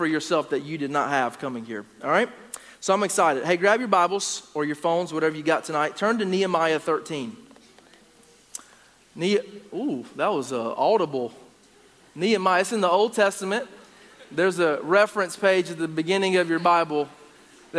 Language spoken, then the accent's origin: English; Gastonia, North Carolina, United States; now in Upstate South Carolina, United States; I'm originally from Gastonia, North Carolina